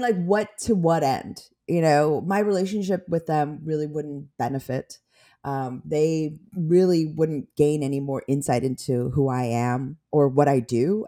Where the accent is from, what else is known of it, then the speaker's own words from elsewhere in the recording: Skokie, Illinois, United States; also born or lived in Korea / Chicago; I grew up in, like, Skokie